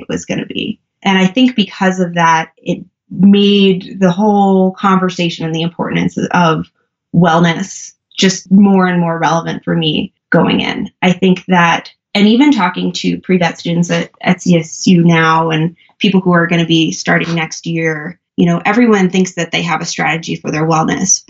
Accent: New York, United States; moved away; also born or lived in Colorado; I'm originally from New York, but I was living in Colorado at the time

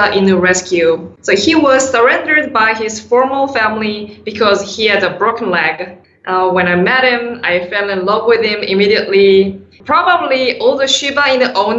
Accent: South Korea; moved away as an adult; now in United States; I was born and raised in South Korea

